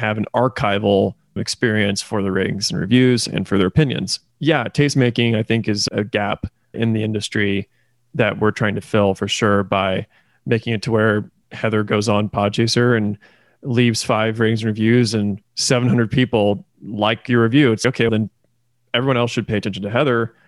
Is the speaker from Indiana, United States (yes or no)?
yes; Indiana, United States; also born or lived in Kentucky; now in Oklahoma City, United States; I am originally from Indiana. I moved then to Kentucky, and now I live in Oklahoma City.